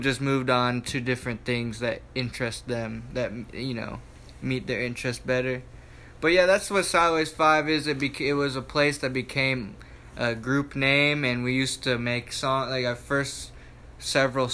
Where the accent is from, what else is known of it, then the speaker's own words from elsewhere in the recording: Matthews, North Carolina, United States; I'm from Charlotte, North Carolina. Well, I'm actually from Matthews, North Carolina, outside of Charlotte. And in my neighborhood, I grew up with a couple other people that make music as well